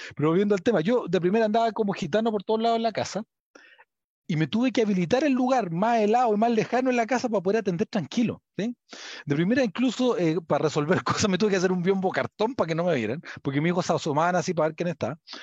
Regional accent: Chile; yo soy chileno

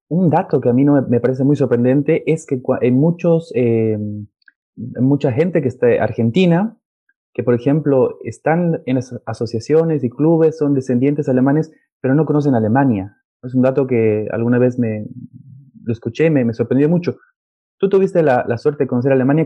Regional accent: Bolivia; soy de Bolivia

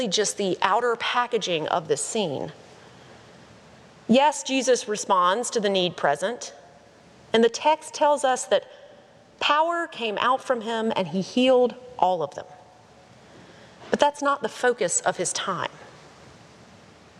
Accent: Statesville, North Carolina, United States; my hometown of Statesville, North Carolina

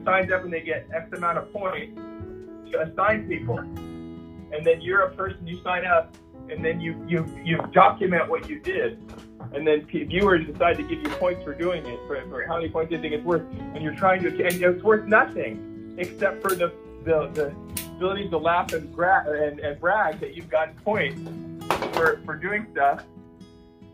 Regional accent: Huntington Beach, California, United States; I grew up in Huntington Beach

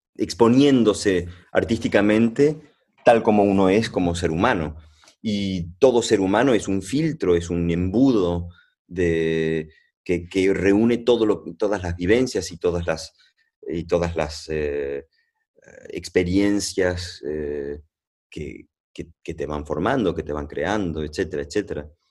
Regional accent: Venezuela; also born or lived in Argentina (family); yo no soy colombiano, pero bueno, pero nací en Venezuela

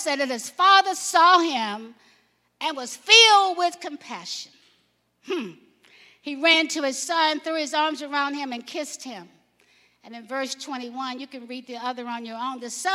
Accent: Alabama, United States; I grew up in Alabama.

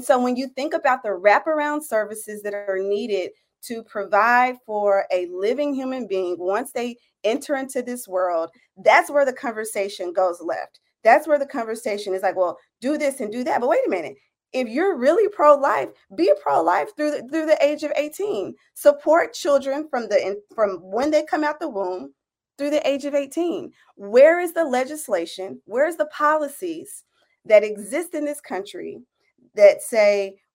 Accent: Tennessee, United States; I'm originally from Tennessee

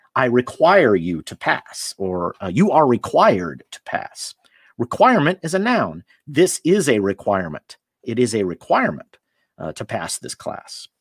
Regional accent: United States; moved away as an adult; I'm from the United States

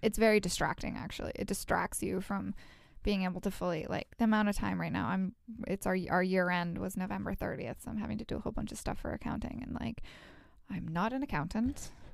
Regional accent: Edmonton, Alberta, Canada; now in Vancouver, Canada; We're both from Edmonton

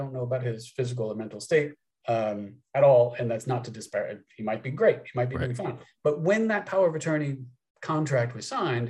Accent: Columbus, Ohio, United States; I am from Columbus, Ohio. I grew up 10 miles from Les Wexner.

